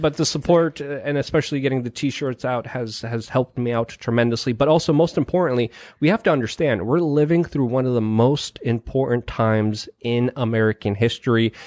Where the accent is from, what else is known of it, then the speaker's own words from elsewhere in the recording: Poland; moved away; I was born in Poland